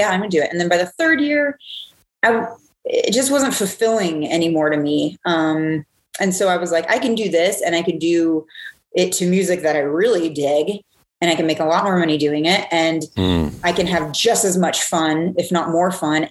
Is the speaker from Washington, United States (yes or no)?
yes; Seattle, Washington, United States; moved away as an adult; also born or lived in Hawaii / Atlanta; I've lived all over the place, all over the country. I grew up in Seattle